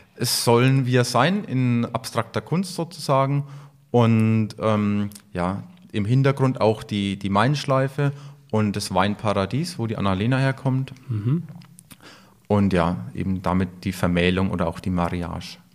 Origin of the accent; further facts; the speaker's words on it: Franconia, Bavaria, Germany; Bei uns in Franken